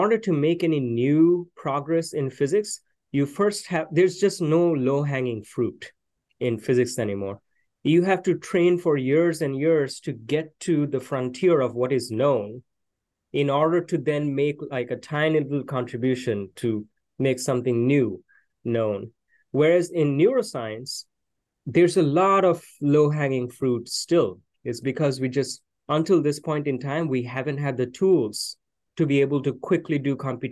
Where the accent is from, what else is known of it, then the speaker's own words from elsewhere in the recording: Kolkata, West Bengal, India; moved away as an adult; now in Austin, United States; I was born in the city of Calcutta